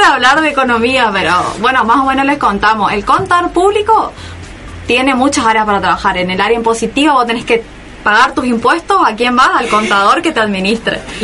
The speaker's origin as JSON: {"language": "Spanish", "town": "Bella Vista", "region": "Corrientes", "country": "Argentina", "moved": "yes", "lives_now": "Resistencia, Argentina", "said": "yo personalmente soy del interior de Corrientes de Bellavista, por ahí me habrán escuchado por la tonada"}